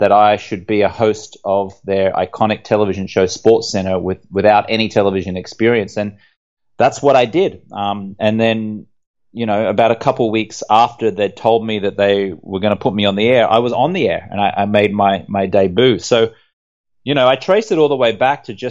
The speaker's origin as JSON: {"language": "English", "town": "Brisbane", "region": "Queensland", "country": "Australia", "tie": "born or raised there", "also_born_or_lived": "London", "moved": "as an adult", "said": "I grew up in Brisbane in Australia"}